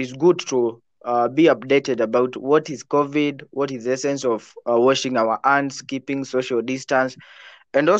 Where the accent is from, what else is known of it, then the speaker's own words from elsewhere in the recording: Nakuru, Nakuru County, Kenya; I'm from Nakuru